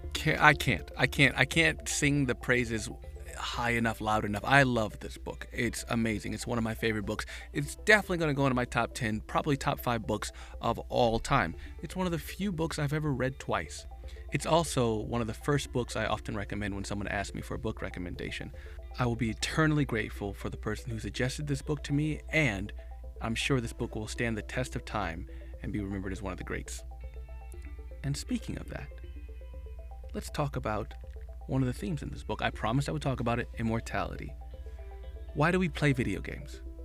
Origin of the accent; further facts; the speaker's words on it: Midwest, United States; growing up in the Midwest